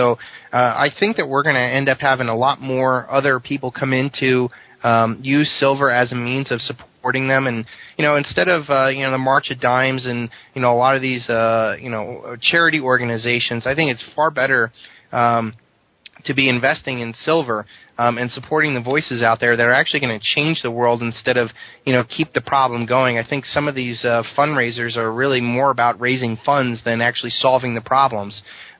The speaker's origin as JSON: {"language": "English", "region": "New Jersey", "country": "United States", "tie": "born or raised there", "moved": "as an adult", "said": "I grew up in New Jersey, in a car dealership, went into the Marines."}